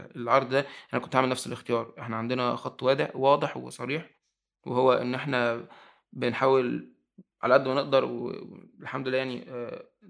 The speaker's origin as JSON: {"language": "Arabic", "country": "Egypt", "also_born_or_lived": "Italy", "said": "انا في الاخر مواطن مصري انا ما عنديش جنسيه ايطاليه"}